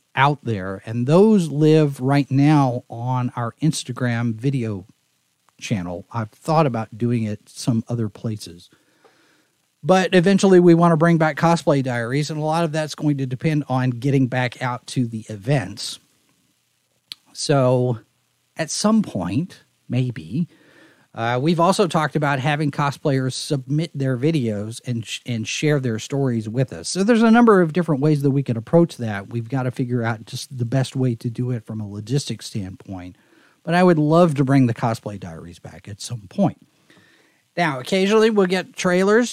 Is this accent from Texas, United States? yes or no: yes; Texas, United States; moved away; I'm from Texas